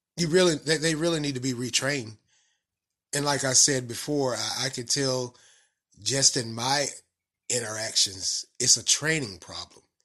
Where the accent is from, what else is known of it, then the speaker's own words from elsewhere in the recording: the South, United States; accent: country, southern; my country accent or southern accent